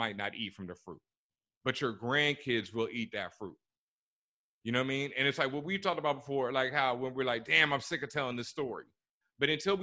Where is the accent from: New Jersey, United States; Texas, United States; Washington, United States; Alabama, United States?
Texas, United States; growing up in Texas